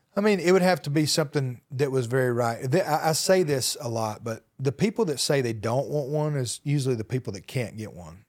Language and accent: English; Hokes Bluff, Alabama, United States; I'm from Alabama